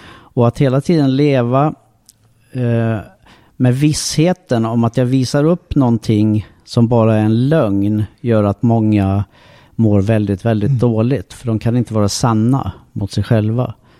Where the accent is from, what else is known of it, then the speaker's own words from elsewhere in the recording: Sweden; jag är född i Sverige